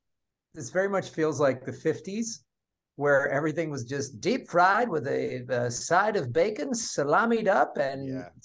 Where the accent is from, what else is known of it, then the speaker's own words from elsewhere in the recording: Wisconsin, United States; moved away as an adult; also born or lived in Chicago; now in Los Angeles, United States; growing up in Wisconsin, then living in Chicago